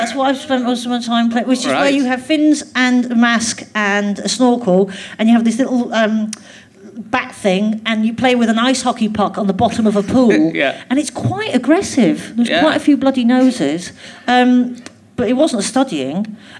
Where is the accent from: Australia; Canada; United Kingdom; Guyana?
United Kingdom; Glasgow, Scotland; Yeah, because I was still at school in Glasgow, and I was quite keen to move quite far away.